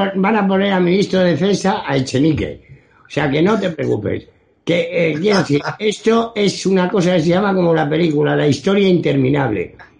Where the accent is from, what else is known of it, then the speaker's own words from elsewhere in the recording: Spain; un ciudadano español